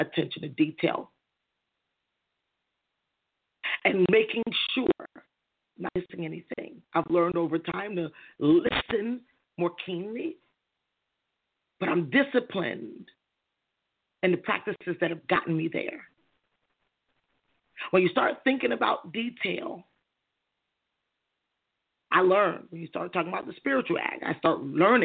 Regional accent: United States; born and raised in America

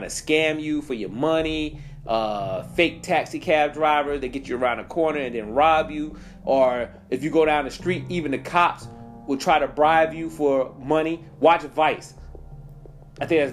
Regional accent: United States; we're American.

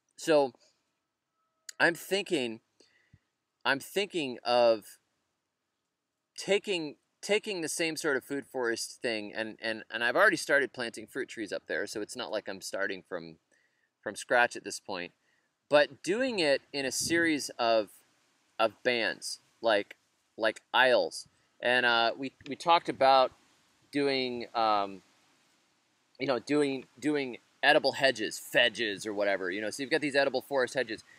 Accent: United States; I'm an American

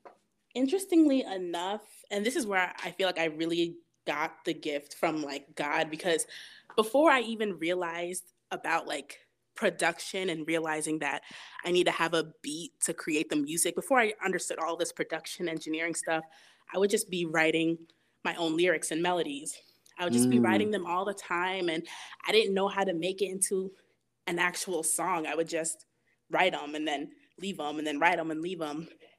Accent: Rockland County, New York, United States; also born or lived in Mount Vernon, New York / Yonkers, New York; So yeah, I'm from New York. grew up in like the suburbs area. Used to go to church in the Bronx all the time. Like I just spent like my whole life in New York, but I was born in Mount Vernon. So like I lived in Yonkers for like a year, maybe like a year or two before we moved out here to Rockland.

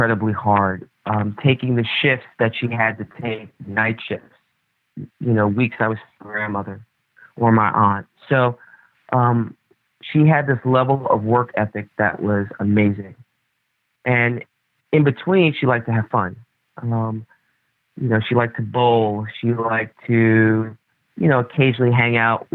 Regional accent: New York City, New York, United States; I was born and raised in the Bronx

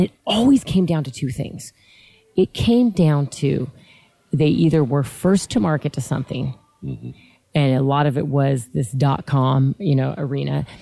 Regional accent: Lancaster, California, United States; I'm from Southern California. I grew up in a little tiny city called Lancaster, mm, California

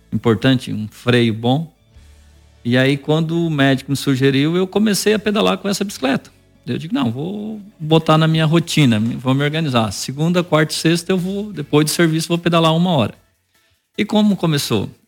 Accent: Praia Grande, Santa Catarina, Brazil; also born or lived in São João do Sul; porque na época eu morava no São João do Sul. Faz um ano que eu estou morando hoje na Praia Grande. Sou natural da Praia Grande, mas.

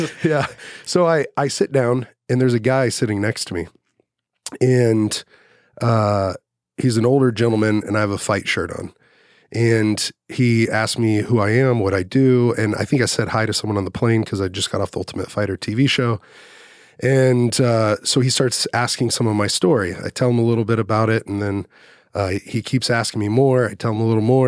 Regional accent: Dallas, Texas, United States; I grew up in Dallas. I graduated in Dallas

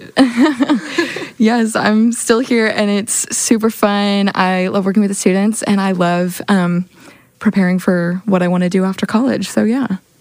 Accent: Oklahoma City, Oklahoma, United States; I'm from Oklahoma City, Oklahoma.

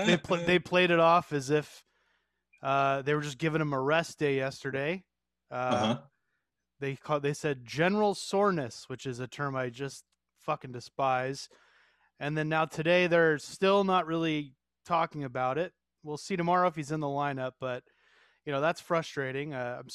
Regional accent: New York, United States; moved away; I grew up in New York and then I moved here

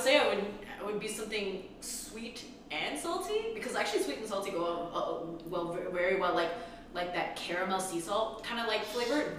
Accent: Canada; moved away; Context, I'm Canadian. I am an international student, in quotes, international.

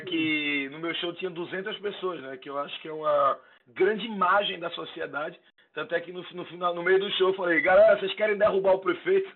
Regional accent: Recife, Pernambuco, Brazil; moved away as an adult; now in São Paulo, Brazil; Sou do Recife, sou do Recife. E... Fui morar em São Paulo tem três anos, mas eu morei a minha vida toda no Recife

